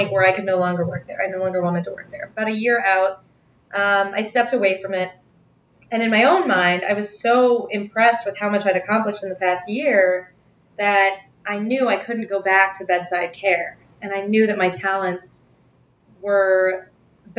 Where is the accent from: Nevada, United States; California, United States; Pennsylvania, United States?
Nevada, United States; Las Vegas; now in New York, United States; I'm from Las Vegas originally